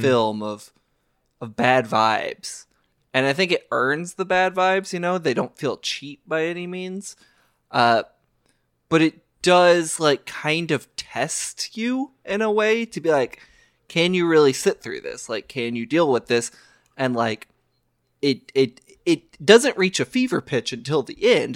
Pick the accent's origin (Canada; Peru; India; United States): United States; Louisville, Kentucky; I grew up in America. I learned about World War Two in the Archdiocese of Louisville, Kentucky